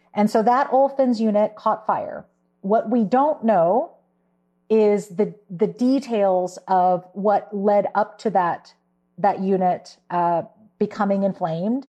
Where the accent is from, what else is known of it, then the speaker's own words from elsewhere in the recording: Houston, Texas, United States; I uh, was born and raised in Houston